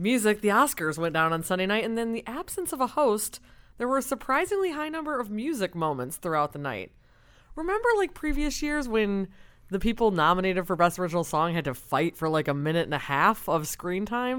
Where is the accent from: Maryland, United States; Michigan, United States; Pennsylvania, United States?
Michigan, United States; Detroit; and I'm from Detroit